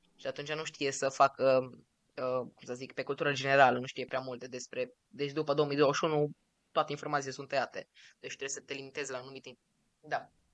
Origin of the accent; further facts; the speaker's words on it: Romania; noi suntem din România